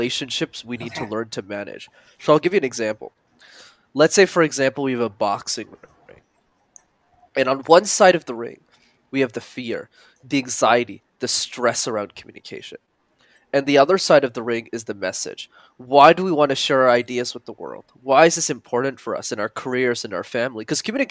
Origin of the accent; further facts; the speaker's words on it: Montreal, Quebec, Canada; I grew up in Montreal, which is a city you need to know how to speak French in. And it's a language I didn't know.